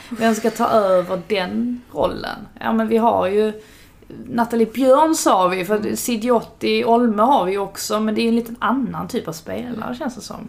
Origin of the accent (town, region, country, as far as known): Sweden